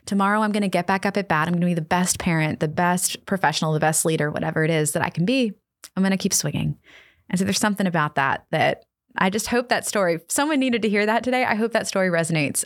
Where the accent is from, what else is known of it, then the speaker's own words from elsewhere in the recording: Annapolis, Maryland, United States; We, uh, live in my hometown of Annapolis, Maryland.